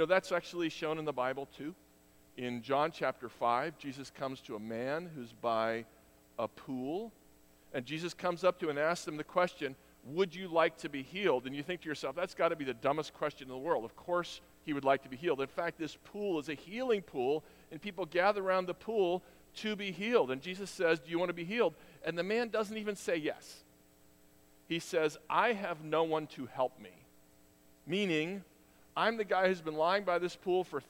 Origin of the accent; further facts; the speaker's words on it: New York City, New York, United States; I was born in Queens